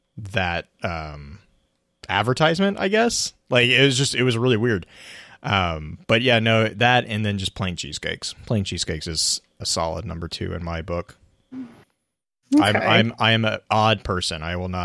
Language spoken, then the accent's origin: English; Texas, United States; moved away; growing up in Texas